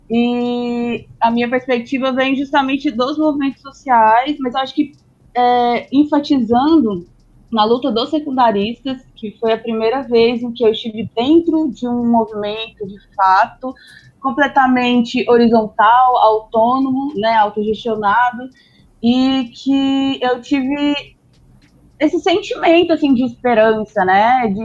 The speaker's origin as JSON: {"language": "Portuguese", "region": "Goiás", "country": "Brazil", "said": "falando especificamente em Goiás, né, que é da onde, eu tenho propriedade para falar, assim, de onde eu vim"}